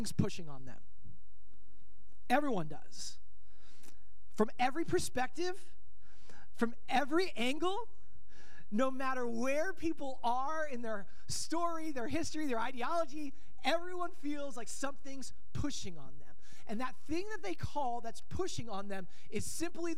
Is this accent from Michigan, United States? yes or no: no; Denver, Colorado, United States; moved away as an adult; now in Bellingham, United States; I'm originally from the Denver, Colorado area